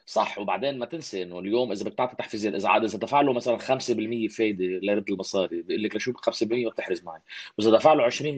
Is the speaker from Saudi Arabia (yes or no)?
no; Lebanon; انا كشعب لبناني